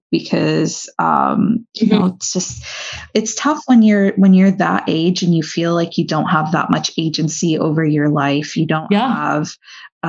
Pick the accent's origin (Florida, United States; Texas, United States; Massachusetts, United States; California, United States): Florida, United States